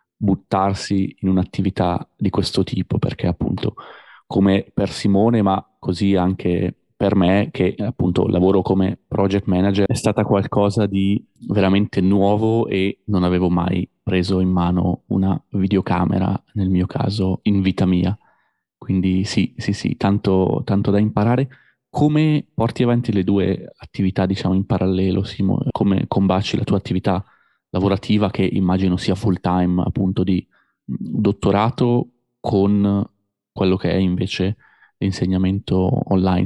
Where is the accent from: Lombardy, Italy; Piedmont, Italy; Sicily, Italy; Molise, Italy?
Lombardy, Italy; Busto Arsizio; come parlerei io a casa nella ridente città di Busto Arsizio